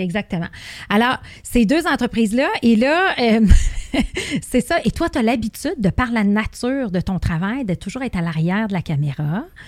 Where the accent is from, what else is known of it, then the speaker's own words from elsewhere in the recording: Rive-Nord, Quebec, Canada; on est de la Rive-Nord les deux